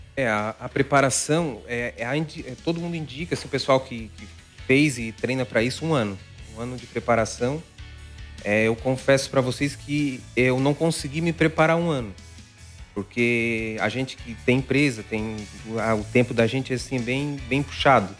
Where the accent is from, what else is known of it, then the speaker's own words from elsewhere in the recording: Araranguá, Santa Catarina, Brazil; sou de Araranguá